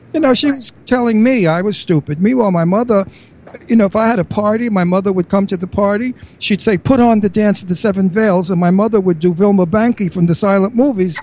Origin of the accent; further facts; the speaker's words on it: New York, United States; accent: New York; now in Bucks County, United States; my New York accent